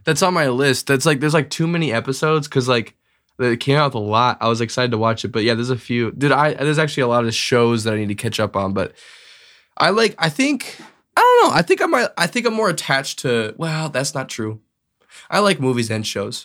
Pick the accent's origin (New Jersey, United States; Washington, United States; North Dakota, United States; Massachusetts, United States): North Dakota, United States; Bismarck; also born or lived in Edina, Minnesota / Grand Forks, North Dakota; grew up basically the, my whole life in, in Bismarck